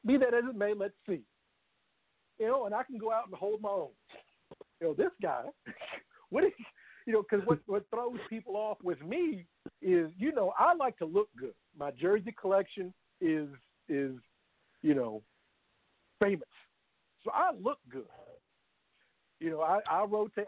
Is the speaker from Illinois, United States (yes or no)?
no; Louisville, Kentucky, United States; born and raised in Louisville